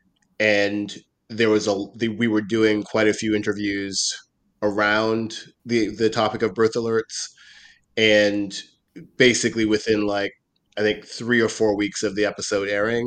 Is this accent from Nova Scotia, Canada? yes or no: yes; Halifax, Nova Scotia, Canada; I'm originally from Halifax, Nova Scotia. Mm-hmm. My family's been there for generations.